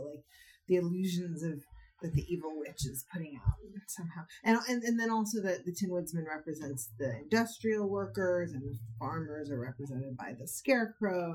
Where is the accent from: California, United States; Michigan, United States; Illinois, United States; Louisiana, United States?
California, United States; Berkeley; I grew up in Berkeley in the '70s, going back and forth between my parents' house